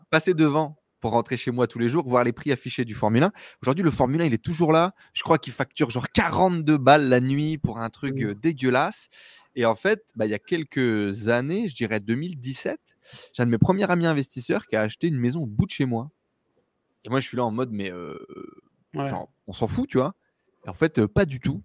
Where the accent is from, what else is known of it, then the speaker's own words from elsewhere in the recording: Douchy-les-Mines, Hauts-de-France, France; moi, je viens de Douchy-les-Mines, dans le nord euh, de la France